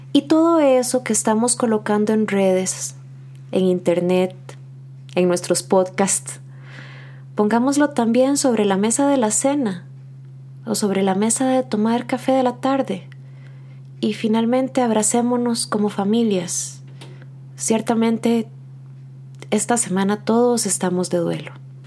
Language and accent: Spanish; Costa Rica; nos interpela en nuestra identidad como costarricenses